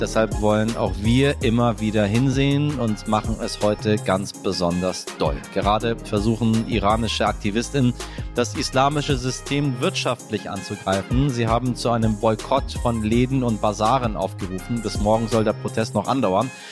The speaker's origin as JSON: {"language": "German", "country": "Iran", "said": "in meinem Heimatland, im Iran"}